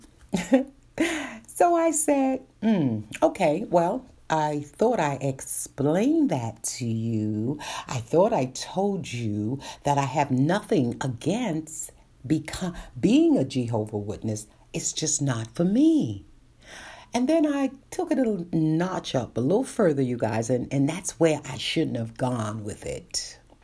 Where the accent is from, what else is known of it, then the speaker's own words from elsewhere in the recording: New York City, New York, United States; born and raised in Brooklyn